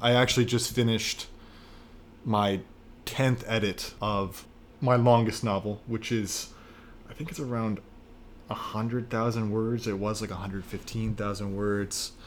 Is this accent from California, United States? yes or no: no; Washington, District of Columbia, United States; moved away as an adult; also born or lived in North Carolina / Argentina / Spain / China; now in New York, United States; I am from Washington, D C